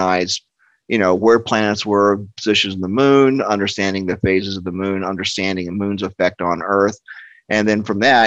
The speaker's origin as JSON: {"language": "English", "town": "Cocoa", "region": "Florida", "country": "United States", "tie": "born or raised there", "said": "So I grew up in the shadow of the 1960s space program"}